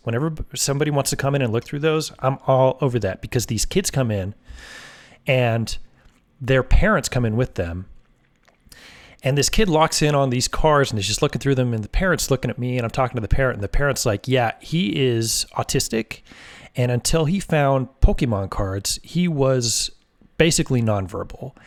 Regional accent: Oregon, United States; moved away as an adult; also born or lived in San Francisco Bay Area, California / Los Angeles, California / Missoula, Montana; I grew up in Oregon

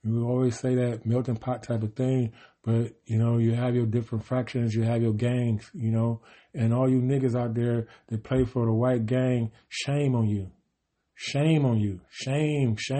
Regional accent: Cleveland, Ohio, United States; I'm from Cleveland

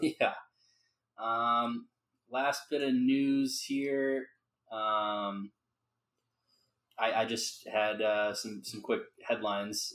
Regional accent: Minnesota, United States; I'm a Minnesotan

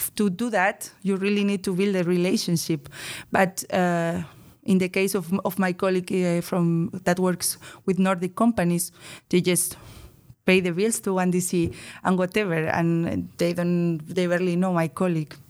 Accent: Bilbao, Basque Country, Spain; moved away as an adult; now in Netherlands; from the Basque Country, Bilbao, especially.

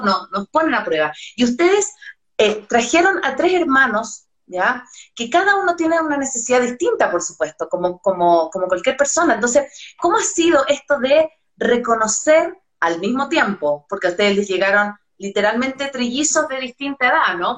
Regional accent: Chile; soy chilena

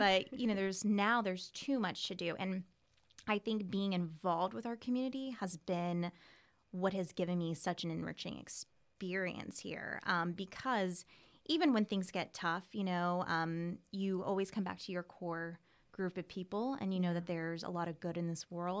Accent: Ocala, Florida, United States; also born or lived in Gainesville; Yep, I was born and raised here. I was born in Monroe at Monroe Regional. And I lived here, you know, all the way until then. I went to Forest High School.

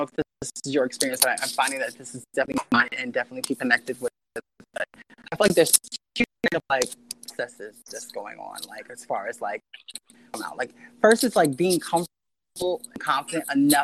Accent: Philadelphia, Pennsylvania, United States; also born or lived in Southern New Jersey; I'm originally from Philadelphia. I was raised partly in Philadelphia and partly in Southern New Jersey

